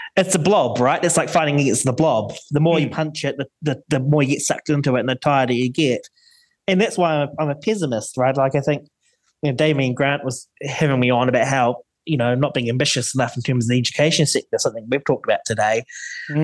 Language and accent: English; New Zealand; as a Kiwi